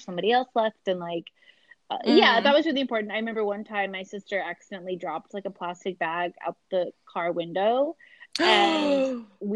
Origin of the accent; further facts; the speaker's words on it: South Carolina, United States; I'm from South Carolina